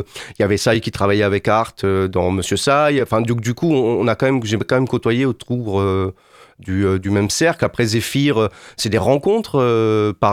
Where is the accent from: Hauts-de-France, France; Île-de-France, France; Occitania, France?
Occitania, France; Montpellier; Moi, je venais de Montpellier.